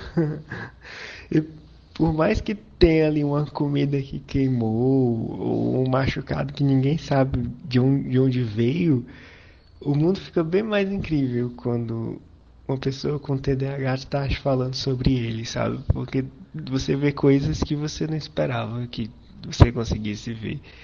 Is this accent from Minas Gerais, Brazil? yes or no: no; Fortaleza, Ceará, Brazil; eu sou de Fortaleza